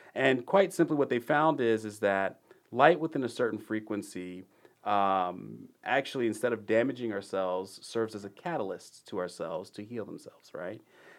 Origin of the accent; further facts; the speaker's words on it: Dallas, Texas, United States; I grew up in the area. I grew up in the Dallas area, of course, just like many people in Texas.